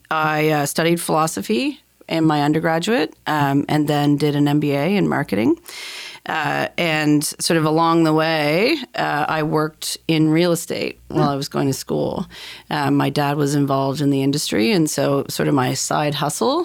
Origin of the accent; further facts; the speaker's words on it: Dartmouth, Nova Scotia, Canada; also born or lived in Halifax; I grew up in Dartmouth